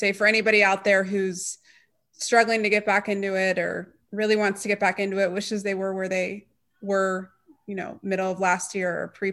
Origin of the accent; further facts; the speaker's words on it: Atlanta, Georgia, United States; I grew up in Indian Hills Country Club.